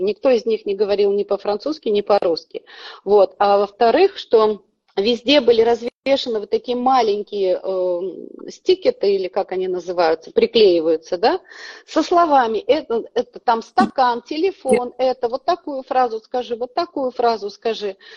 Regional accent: Kazakhstan; moved away as an adult; now in Budapest, Hungary; Я сама родом с Казахстана.

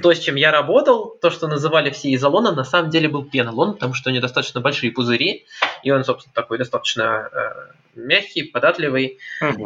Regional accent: Saint Petersburg, Russia; я из Питера

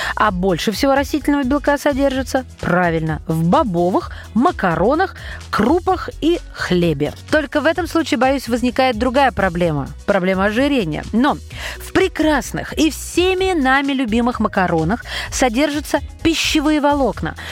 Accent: Russia; у нас в родных краях

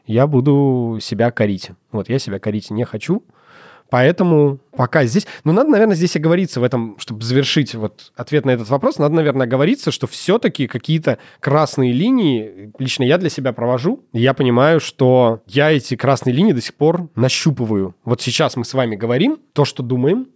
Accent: Russia; я родился в России, ж-, живу в России

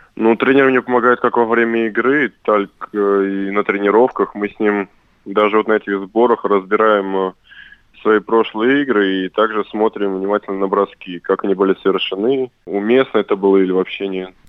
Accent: Saratov, Saratov Oblast, Russia; это команда моего города. Я коренной саратовец

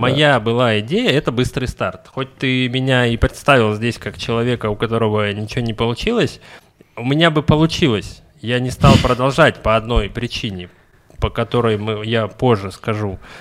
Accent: Russia; also born or lived in Kaluga; я из России

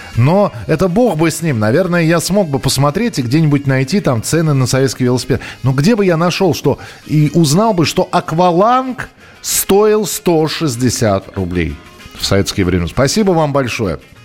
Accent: Moscow, Russia; я же из Москвы

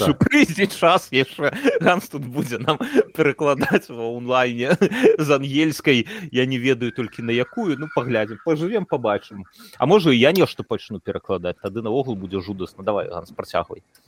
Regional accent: Belarus; moved away; also born or lived in Warsaw; мы беларусы

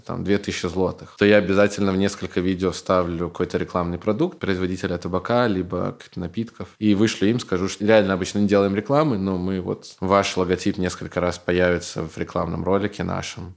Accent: Belarus; moved away as an adult; also born or lived in Minsk; now in Katowice, Poland; я из Беларуси

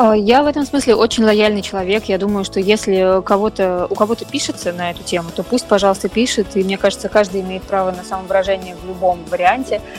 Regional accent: Volgograd, Volgograd Oblast, Russia; moved away; Волгоград, свой родной город

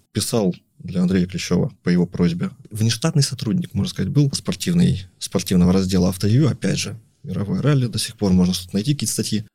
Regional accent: Sakhalin Oblast, Russia; я родился там на Сахалине, там на, на юге, в портовом городе. То есть меня окружали там корабли

